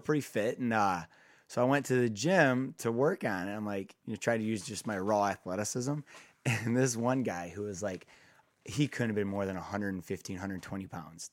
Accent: Kalamazoo, Michigan, United States; moved away as an adult; also born or lived in Defiance, Ohio; was my hometown, Kalamazoo, Michigan

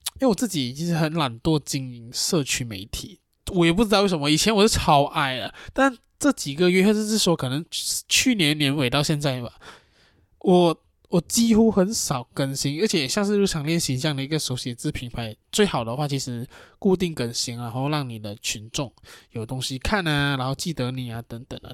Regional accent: Johor, Malaysia; moved away; 罗佛就是我自，的，我的老家

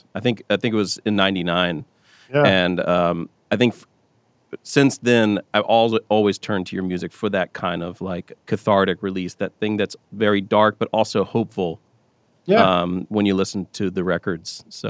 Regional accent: South Carolina, United States; moved away; I'm from South Carolina originally

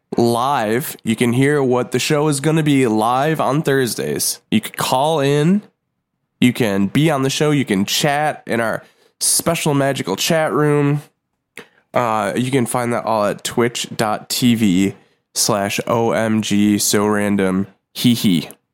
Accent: Buffalo, New York, United States; Jim Carrey has been to my hometown

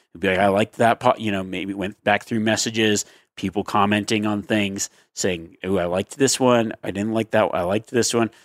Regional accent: Reno, Nevada, United States; my hometown of Reno, Nevada

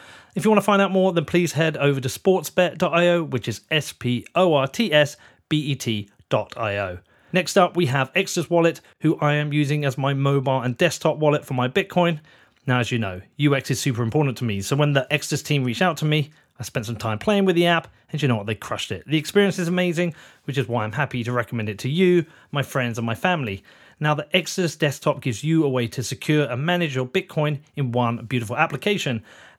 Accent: Reading, South East England, United Kingdom; because I told you I was born in Reading.

